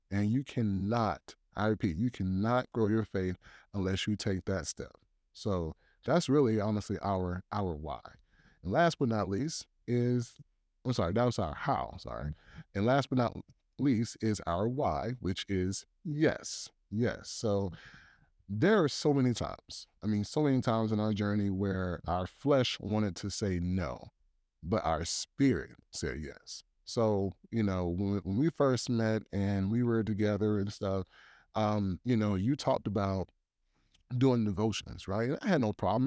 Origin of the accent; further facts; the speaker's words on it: Columbia, South Carolina, United States; also born or lived in Tennessee; now in Virginia, United States; I'm originally from Columbia, South Carolina